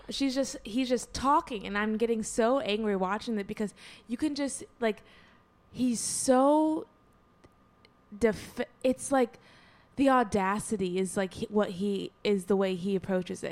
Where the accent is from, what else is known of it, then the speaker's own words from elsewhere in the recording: Southfield, Michigan, United States; moved away; Back in my home state